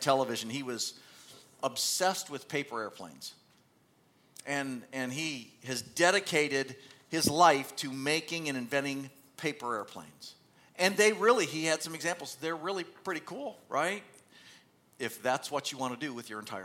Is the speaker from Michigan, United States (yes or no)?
yes; Michigan, United States; I grew up in Michigan